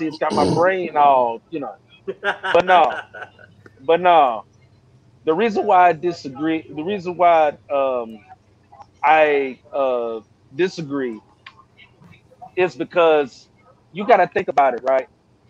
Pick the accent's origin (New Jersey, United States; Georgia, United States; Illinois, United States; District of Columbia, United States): Georgia, United States; I'm from Georgia, so you know we got sweet tea down here and lemonade.